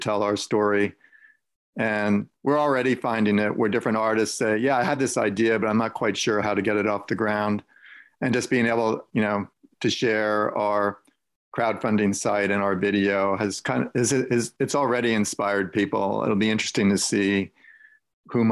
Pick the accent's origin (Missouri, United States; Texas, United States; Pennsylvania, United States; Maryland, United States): Pennsylvania, United States; Allentown; moved away; also born or lived in New York City; I grew up in the Allentown area, and here I'm moving back to it now.